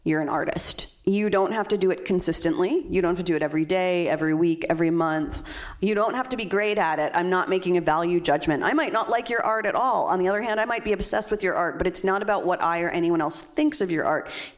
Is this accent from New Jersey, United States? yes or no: yes; New Jersey, United States; I was born in New Jersey